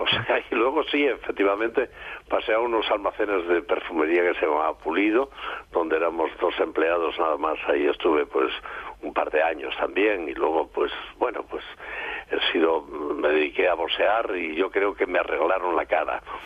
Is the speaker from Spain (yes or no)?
yes; Gijón, Asturias, Spain; moved away; Es parte de mi Gijón del alma, de mi Asturias del alma, porque yo soy, ante todo, soy asturiano